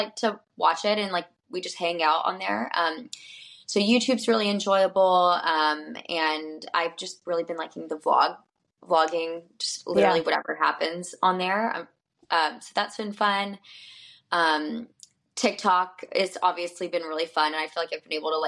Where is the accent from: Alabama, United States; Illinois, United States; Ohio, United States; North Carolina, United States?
Alabama, United States; Birmingham; I'm from Alabama